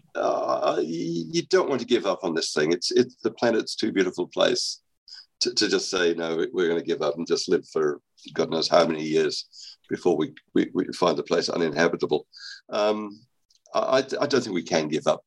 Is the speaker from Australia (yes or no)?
yes; Australia; moved away; I'm actually Australian. I was I was educated in Australia